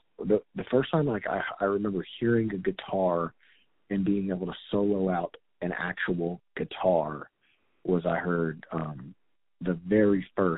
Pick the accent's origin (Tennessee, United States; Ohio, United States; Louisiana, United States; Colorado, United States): Tennessee, United States; Memphis; being from Memphis and growing up on Beale Street